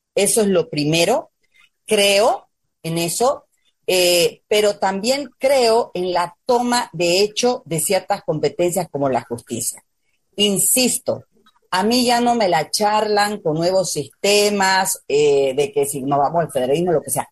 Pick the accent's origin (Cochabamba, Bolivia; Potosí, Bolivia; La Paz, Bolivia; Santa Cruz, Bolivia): Santa Cruz, Bolivia; Nos han acomplejado a nosotros los cruceños